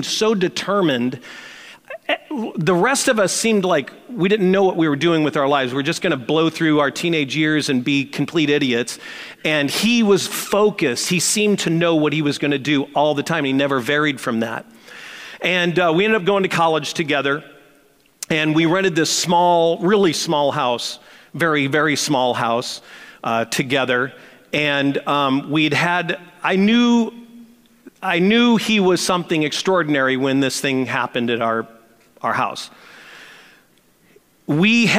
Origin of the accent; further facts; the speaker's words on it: St. Louis, Missouri, United States; I grew up in St. Louis with a guy that ended up becoming my best friend